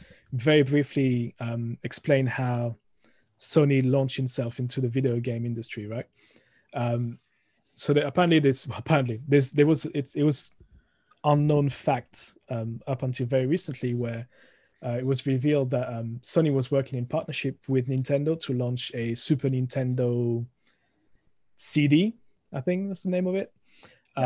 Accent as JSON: {"language": "English", "country": "France", "also_born_or_lived": "United Kingdom", "accent": "thick French", "moved": "as an adult", "said": "originally from France, as you can hear, the thick accent coming through the microphone. Moved to the UK about 20 years ago"}